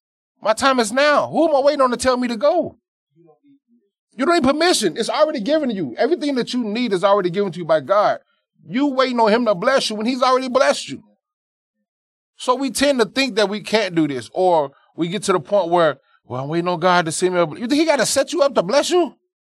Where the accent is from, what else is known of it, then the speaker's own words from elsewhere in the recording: the South, United States; how we were raised in the South with the different upbringings.